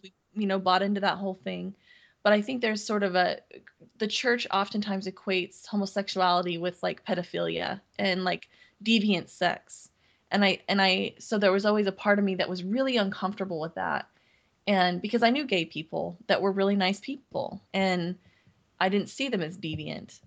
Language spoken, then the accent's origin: English; Seattle, Washington, United States; also born or lived in Montana; I grew up here in mm-hmm. Seattle or, mm-hmm. or, in the Northwest